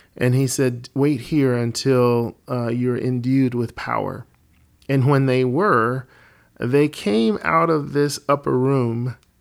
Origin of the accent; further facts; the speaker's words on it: Alabama, United States; moved away as an adult; now in Colorado, United States; I was born and raised in Alabama and then the Lord, uh, moved Alicia and me to Colorado where we've been for the last twenty-five years